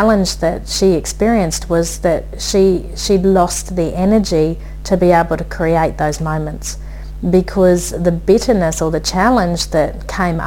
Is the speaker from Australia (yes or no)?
yes; Brisbane, Queensland, Australia; I said, Brisbane